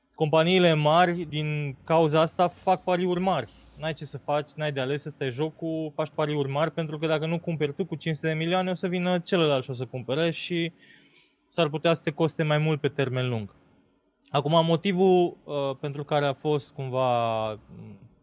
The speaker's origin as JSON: {"language": "Romanian", "region": "Transylvania", "country": "Romania", "said": "noi suntem ardeleni și vorbim încet."}